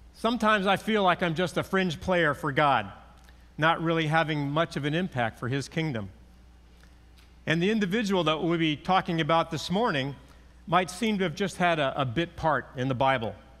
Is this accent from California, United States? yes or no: yes; California, United States; growing up in California, I learned how to drive on our nineteen sixty-four Chevy pickup.